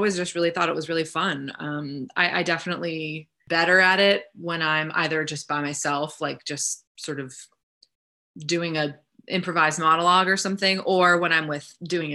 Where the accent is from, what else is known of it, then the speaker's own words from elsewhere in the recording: Northeast, United States; moved away; I'm from the Northeast, and my parents live in New York and Connecticut